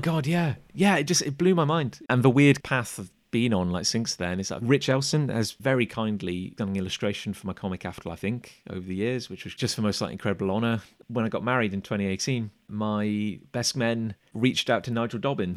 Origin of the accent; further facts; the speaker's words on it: Gloucester, South West England, United Kingdom; Growing up in Gloucester, I think we had a place called the Collector's Choice